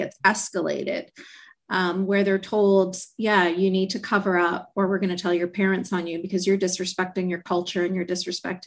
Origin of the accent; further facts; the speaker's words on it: Canada; I grew up in Canada